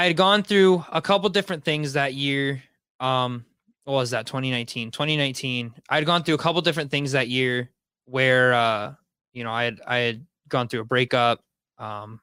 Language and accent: English; Wauseon, Ohio, United States; moved away; I grew up in Wauseon, Ohio